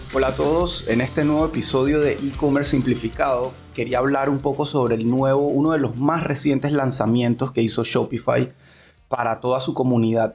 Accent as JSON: {"language": "Spanish", "country": "Panama"}